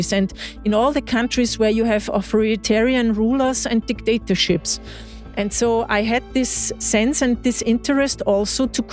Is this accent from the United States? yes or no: no; Eastern Austria, Austria; also born or lived in Vienna; So I'm in from the eastern part of Austria. I was born 60 kilometers away from Vienna in a small town with 50,000 inhabitants.